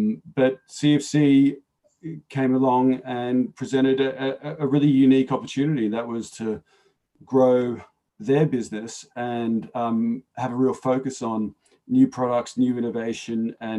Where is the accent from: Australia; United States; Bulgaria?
Australia; Melbourne, Victoria; also born or lived in Sydney; Well, I'm from Melbourne originally and spent a good 4 years in Sydney, so know them both well.